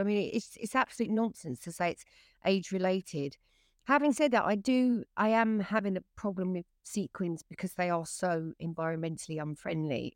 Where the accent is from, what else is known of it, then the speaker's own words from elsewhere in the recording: England, United Kingdom; I'm English